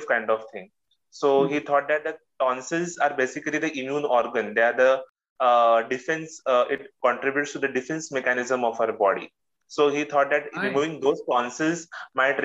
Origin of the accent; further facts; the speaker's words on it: Mumbai, Maharashtra, India; I'm from Mumbai, India